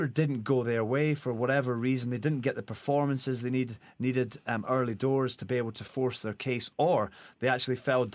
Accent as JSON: {"language": "English", "area": "Scot", "region": "Scotland", "country": "United Kingdom", "said": "as a Scot"}